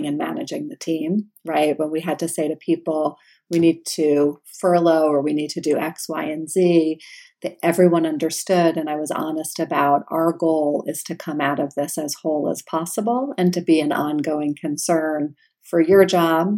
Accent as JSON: {"language": "English", "region": "New York", "country": "United States", "said": "I'm from New York"}